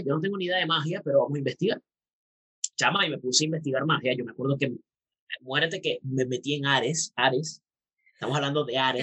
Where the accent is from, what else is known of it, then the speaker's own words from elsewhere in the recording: Puerto Ordaz, Bolívar, Venezuela; also born or lived in Maracaibo; Yo soy de Puerto Ordaz, nací en Maracaibo, pero me crié en Puerto Ordaz.